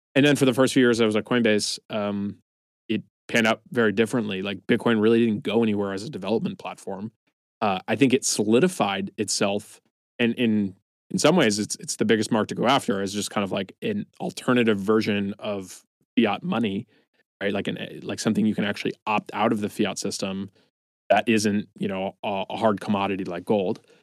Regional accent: East Coast, United States; moved away as an adult; now in San Francisco, United States; I'm originally from the East Coast, moved out to San Francisco in 2013

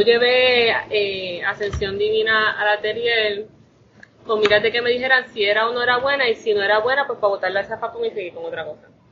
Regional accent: Toa Baja, Puerto Rico; also born or lived in Bayamón, Puerto Rico; Todavía vivo en Toda Baja, criada. No nacida, yo nací en, el, en Bayamón, pero no hicieron nada más que parirme en Bayamón y me trajeron a Tabaja

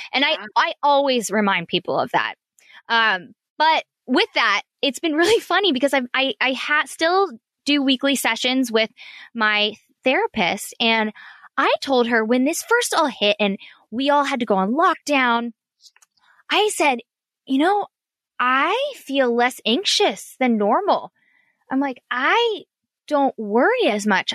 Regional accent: Orange County, California, United States; also born or lived in San Diego; I grew up in Orange County

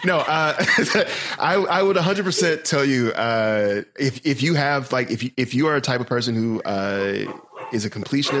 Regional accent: the South, United States; I'm from the South

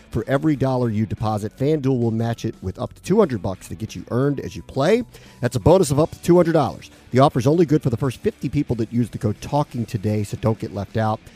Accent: Washington, District of Columbia, United States; now in Connecticut, United States; I grew up in Washington

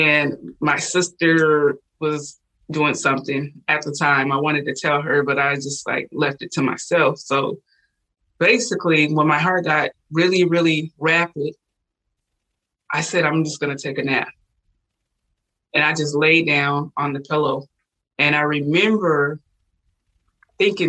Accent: Washington, United States; moved away as an adult; also born or lived in Puerto Rico; I'm originally from Washington State

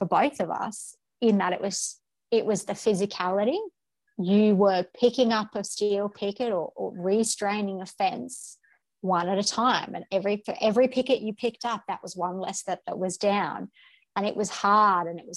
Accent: Brisbane, Queensland, Australia; moved away as an adult; I was born and bred in Brisbane, in inner city Brisbane

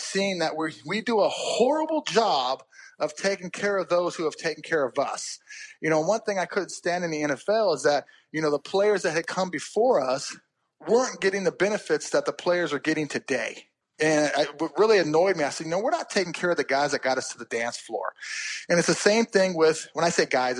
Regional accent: Bakersfield, California, United States; I moved back home to my hometown of Bakersfield, California

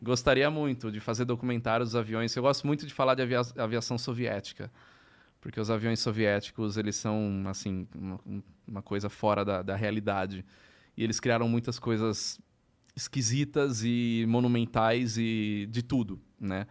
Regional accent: São Paulo, Brazil; Eu sou de São Paulo. Né? Eu sou, sou da ABC, né?

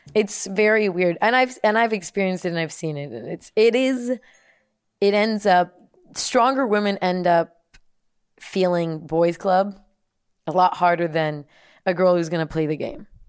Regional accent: United States; also born or lived in Germany; just an American, with an American passport

